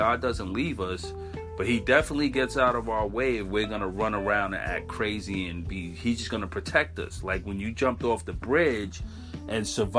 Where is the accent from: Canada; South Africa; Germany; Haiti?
Canada; Regina, Saskatchewan; born there; I am an indigenous woman and a single mother of two beautiful children. I was born in Regina, Saskatchewan.